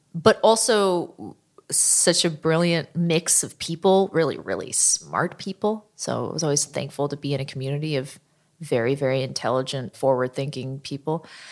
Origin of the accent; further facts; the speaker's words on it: Oakland, California, United States; my hometown